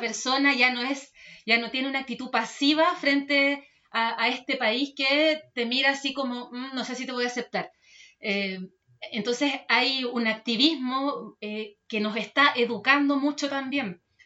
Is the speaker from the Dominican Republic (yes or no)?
no; Chile; como cultura chilena, tenemos